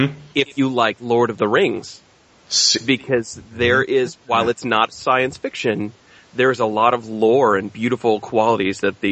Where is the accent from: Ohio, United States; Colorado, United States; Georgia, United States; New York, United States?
Ohio, United States; Ohio, my home state